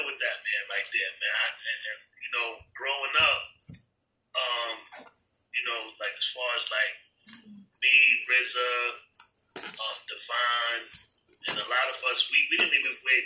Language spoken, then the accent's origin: English; New York City, New York, United States; I'm from Staten Island